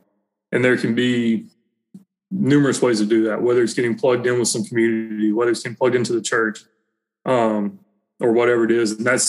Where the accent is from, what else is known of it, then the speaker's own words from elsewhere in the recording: Southern United States, United States; growing up in the Bible Belt, growing up doing that, going to church, it was easy to talk the talk